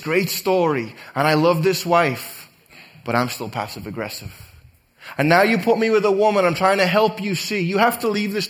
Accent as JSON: {"language": "English", "town": "Liverpool", "region": "North West England", "country": "United Kingdom", "tie": "born or raised there", "moved": "yes", "lives_now": "United States", "said": "growing up in Liverpool, England"}